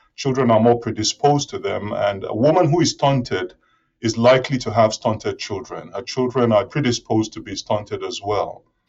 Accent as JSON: {"language": "English", "country": "Nigeria", "tie": "born or raised there", "also_born_or_lived": "Reading, United Kingdom / Aberystwyth, United Kingdom", "moved": "as an adult", "lives_now": "Gainesville, United States", "said": "I'm originally from Nigeria, and my high school, grade school education was in Nigeria"}